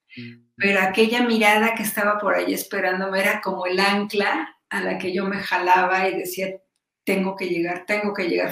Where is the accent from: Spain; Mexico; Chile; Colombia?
Mexico; como muchos mexicanos